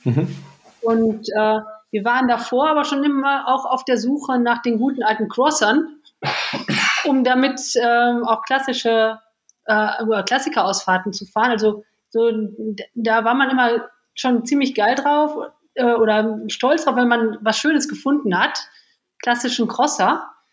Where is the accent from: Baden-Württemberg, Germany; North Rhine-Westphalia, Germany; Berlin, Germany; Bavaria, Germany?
North Rhine-Westphalia, Germany; Lippe; also born or lived in Bad Pyrmont; now in Düsseldorf, Germany; Ich bin geboren in Bad Pyrmont und aufgewachsen im schönsten Lipperland.